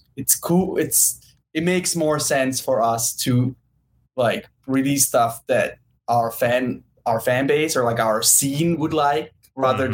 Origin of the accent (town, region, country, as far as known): Switzerland; born or raised there; moved away as an adult; also born or lived in New York; now in Los Angeles, United States